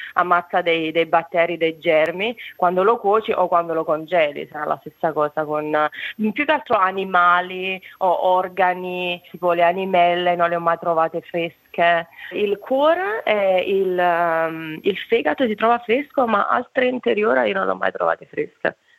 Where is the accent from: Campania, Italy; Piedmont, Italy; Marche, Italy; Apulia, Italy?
Campania, Italy; Naples; moved away as an adult; now in Hobart, Australia; quando mm, ero abbastanza giovane, eh, me ne sono andata da Napoli